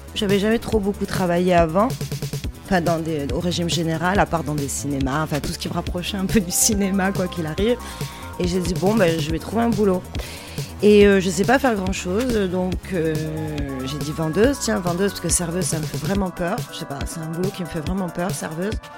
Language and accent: French; Marseille, Provence-Alpes-Côte d'Azur, France; now in near Paris, France; Je suis originaire de Marseille